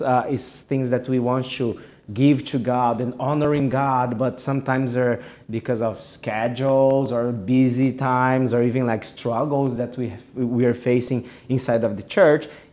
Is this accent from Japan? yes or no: yes; Japan; also born or lived in Brazil; I'm from Japan. I'm Brazilian Japanese.